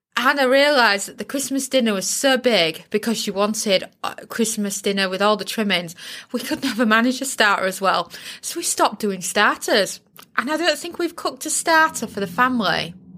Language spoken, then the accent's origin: English; United Kingdom; being British